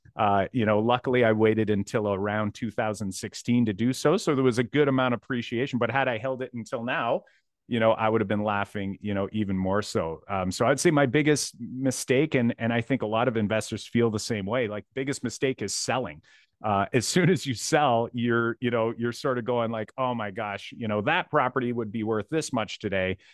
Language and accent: English; Windsor, Ontario, Canada; I'm from Windsor, Ontario